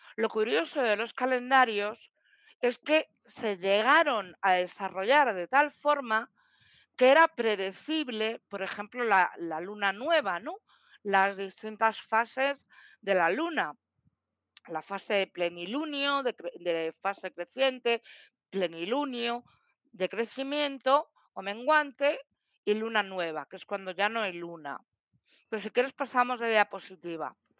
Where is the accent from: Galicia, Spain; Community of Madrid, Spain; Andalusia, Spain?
Community of Madrid, Spain; Madrid; soy de Madrid